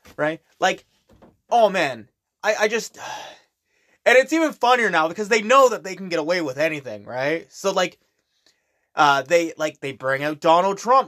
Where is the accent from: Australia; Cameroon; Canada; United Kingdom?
Canada; I'm Canadian